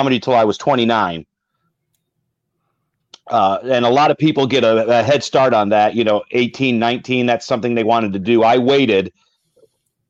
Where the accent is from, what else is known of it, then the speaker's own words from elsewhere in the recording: Michigan, United States; now in Houston, United States; I'm based out of Houston. So I have there's quite a few clubs in the Texas area that I do, but I'm also from Michigan